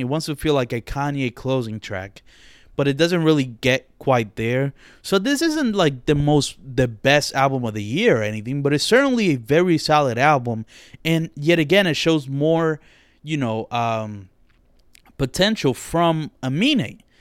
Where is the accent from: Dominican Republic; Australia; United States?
Dominican Republic; accent: Dominican; my Dominican accent slips out